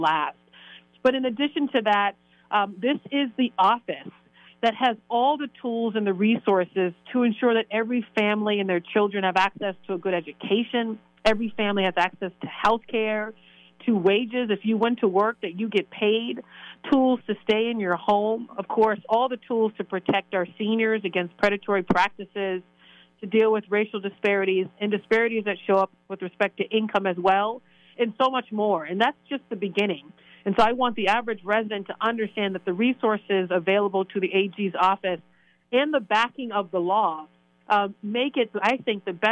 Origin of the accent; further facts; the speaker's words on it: Boston, Massachusetts, United States; I'm obviously from Boston